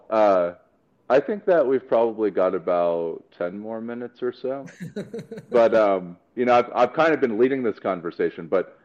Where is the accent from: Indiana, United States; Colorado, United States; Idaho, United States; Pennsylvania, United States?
Colorado, United States; Woodland Park; accent: Colorado; also born or lived in San Jose, California; this is year 23 in Colorado